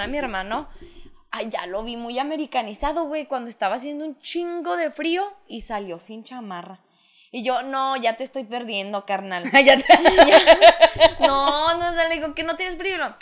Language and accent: Spanish; Mexico; nosotros como mexicanos